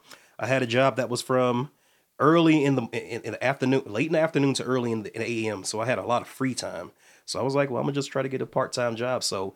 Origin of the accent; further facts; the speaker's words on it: Midwest, United States; also born or lived in Atlanta; We're from both from the Midwest. I moved from Atlanta